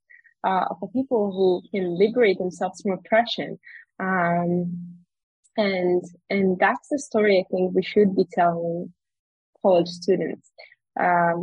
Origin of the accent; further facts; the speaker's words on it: Judea and Samaria, Israel; also born or lived in New York, United States; growing up in the Samaria